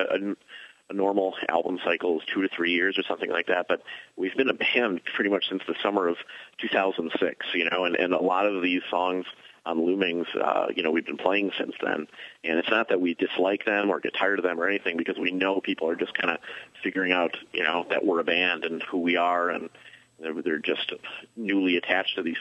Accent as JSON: {"language": "English", "town": "Milwaukee", "region": "Wisconsin", "country": "United States", "tie": "born or raised there", "moved": "yes", "lives_now": "Chicago, United States", "said": "I grew up in Milwaukee."}